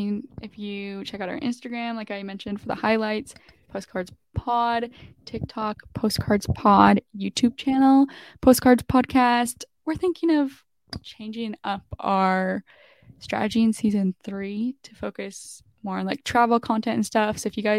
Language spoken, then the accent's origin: English; New York City, New York, United States; And then mine will be for New York City because I'm in my hometown for now and it's just no one comes here, so we'll do New York City.